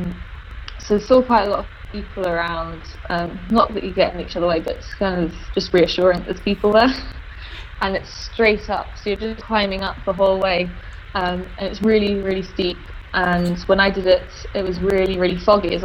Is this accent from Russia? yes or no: no; London, United Kingdom; I grew up in London and was very much a sort of a London girl